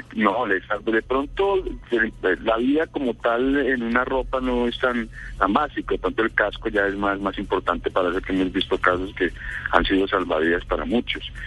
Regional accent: Bogotá, Bogotá Capital District, Colombia; moved away as an adult; also born or lived in Tolima; now in Manizales, Colombia; yo soy de Tolima, viví en Bogotá casi toda mi vida y hace cuatro años algo estamos radicados aquí en Manizales.

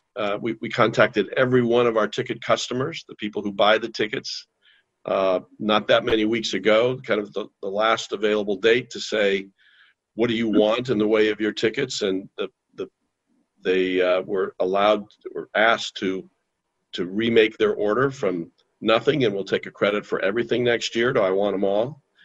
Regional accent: Indianapolis, Indiana, United States; Growing up in Indianapolis as a kid

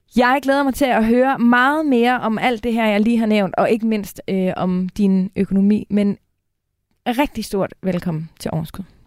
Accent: North Jutland, North Denmark Region, Denmark; now in Copenhagen, Denmark; I virkeligheden er jeg jo nordjyde, hmm. udstationeret øh, i hovedstaden.

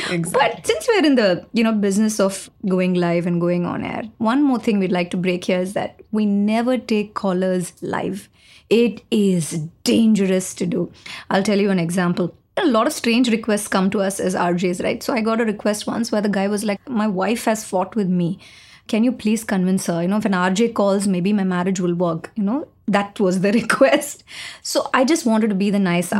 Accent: Chennai, Tamil Nadu, India; I'm from Chennai

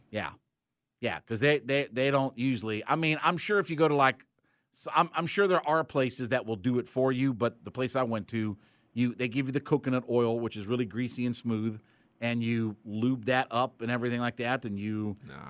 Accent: Canton, Ohio, United States; moved away; my hometown of Canton, Ohio

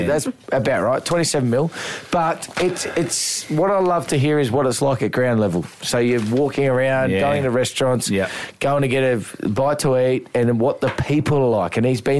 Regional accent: South Australia, Australia; I know we're South Australian biased a little bit, but and we say our boy Alex Carey

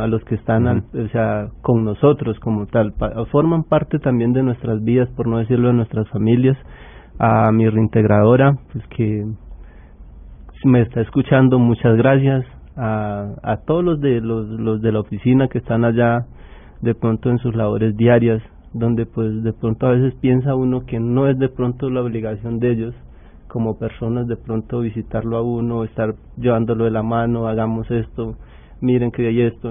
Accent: Colombia; nosotros como colombianos

